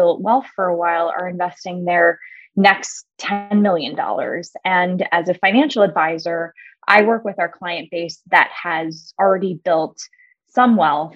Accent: California, United States; moved away as an adult; also born or lived in Chicago; I'm a Californian originally

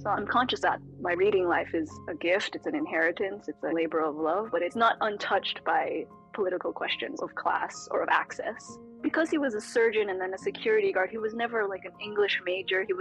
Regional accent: California, United States; born there; So he'd lived several other lives by the time I was born in California.

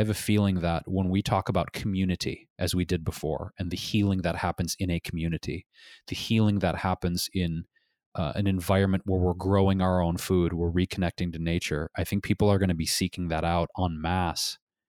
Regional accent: Detroit, Michigan, United States; For me, growing up in Detroit, Michigan, the cool thing about Detroit was these Great Lakes that surrounds that beautiful state and all the woods nearby.

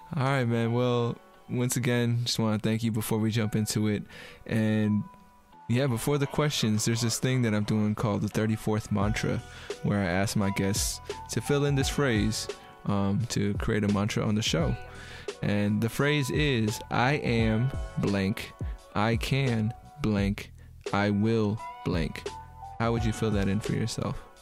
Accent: United States; being an American

